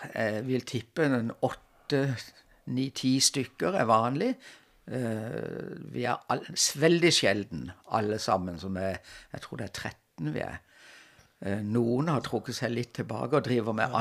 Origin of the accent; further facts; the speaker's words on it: Kristiansand, Agder, Norway; moved away as an adult; also born or lived in Trondheim / Lørenskog / Oslo; havna jeg hjemme i Kristiansand igjen som, som lærer.